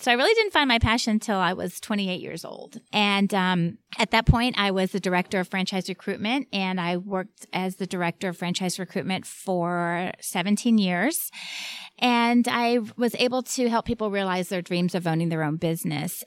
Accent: Miami, Florida, United States; moved away; I grew up in Miami, uh, with a single mom

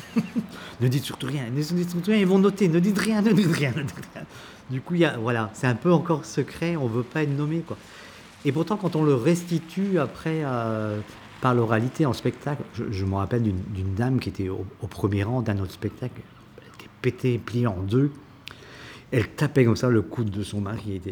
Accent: Douarnenez, Brittany, France; also born or lived in Quimper; quand on est né à Douarnenez et qu'on a ce langage, à un moment donné, moi j'étais euh, j'ai été lycéen à Douarnenez et après je suis parti à Quimper

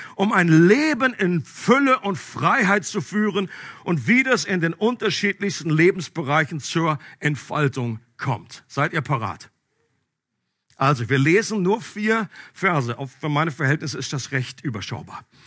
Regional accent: Einbeck, Lower Saxony, Germany; Wir sind nämlich beide aus Einbeck gebürtig

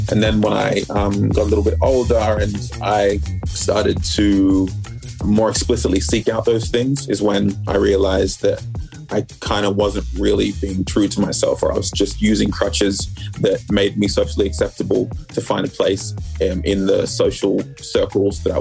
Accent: Sydney, New South Wales, Australia; also born or lived in Melbourne, Australia; I was the only one of my siblings who was born here. But we quickly moved to Sydney when I was like three, and that was where I grew up for a major portion of my life till I was, I don't know, maybe like 20, 24, 25

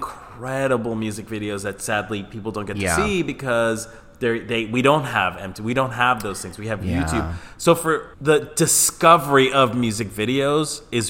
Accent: Colombia; You know, I'm from Colombia. So like the culture there, especially like the heterosexual cis straight culture was tienes que jugar fútbol.

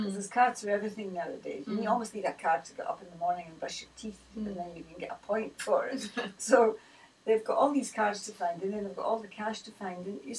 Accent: Scotland, United Kingdom; Well, you mean one rather than we, because being Scottish

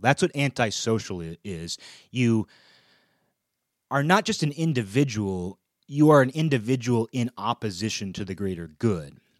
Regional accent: United States; as an American

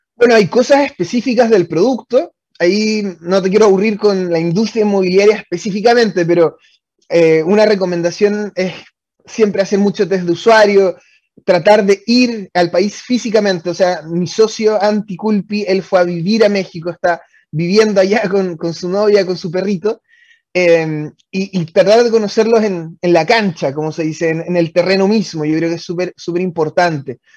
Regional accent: Osorno, Los Lagos, Chile; moved away as an adult; also born or lived in Santiago, Chile; yo soy de Osorno originalmente. Eso significa que cuando me vine a Santiago a estudiar

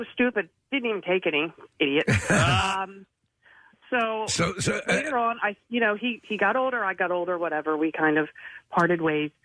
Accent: Folsom, Pennsylvania, United States; I grew up in Folsom. Yeah, man. I grew up in Folsom.

